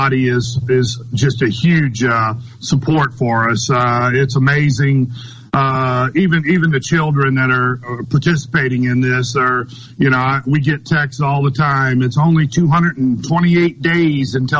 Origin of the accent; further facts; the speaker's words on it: Missouri, United States; now in Madison, Mississippi, United States; I grew up in Missouri